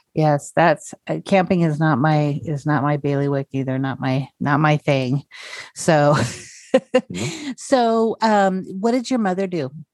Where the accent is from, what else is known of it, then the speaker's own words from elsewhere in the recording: North Idaho, United States; also born or lived in South Korea; am from um, North Idaho. I was born okay. in Korea and then adopted. Um, mm-hmm. and I ended up in North Idaho